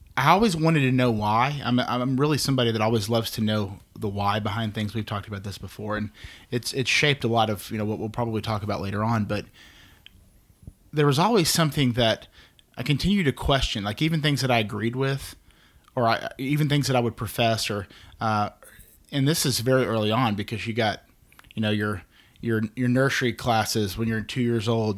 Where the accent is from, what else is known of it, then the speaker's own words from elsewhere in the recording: Dallas, Texas, United States; I'm actually from here, um, born in Dallas, been here in the great state of Texas with all of its oppressive heat for almost 36 years